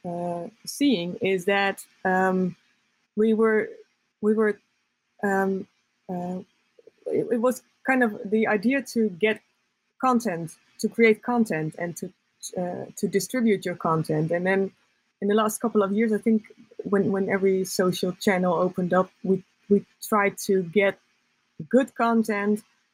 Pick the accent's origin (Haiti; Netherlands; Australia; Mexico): Netherlands; I'm from the Netherlands